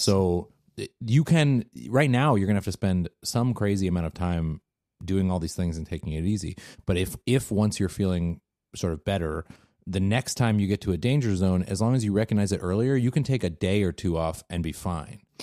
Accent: Seattle, Washington, United States; now in Bay Area, United States; growing up in Seattle

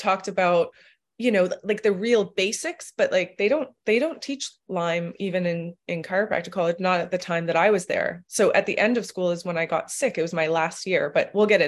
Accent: Toronto, Ontario, Canada; I grew up in Toronto. I finished Western

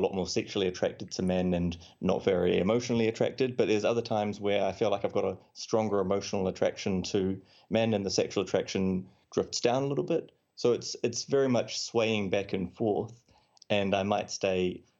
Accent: New Zealand; now in London, United Kingdom; I'm …, and as the name might suggest, I'm from New Zealand, but I'm living in London now

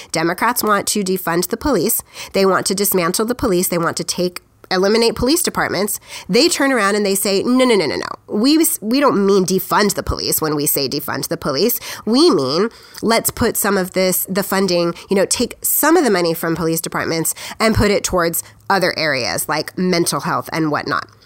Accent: United States; we, as the American people

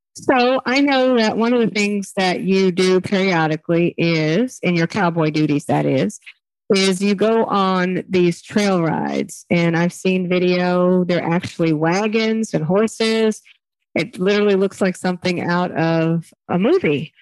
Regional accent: Texas, United States; as a Texan, I definitely grew up celebrating Juneteenth

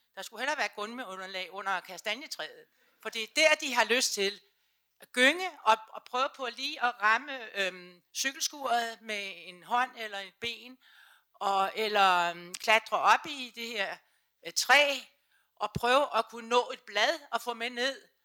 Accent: Sorø, Zealand, Denmark; now in Copenhagen, Denmark; jeg kommer selv fra Suberø, altså, så, øh, men der havde vi det meget, meget frit

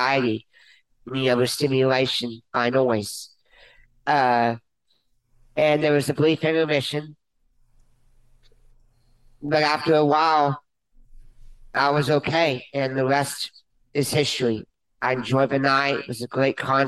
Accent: Conroe, Texas, United States; I was born prematurely in Conroe, Texas. Yes, I live just 10 minutes away from here

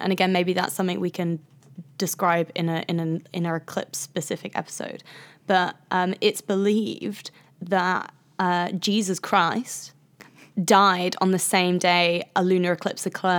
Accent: Midlands, United Kingdom; I'm from the Midlands.

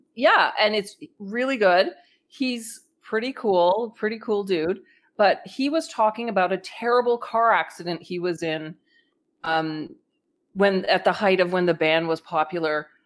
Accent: Canada; I'm Canadian

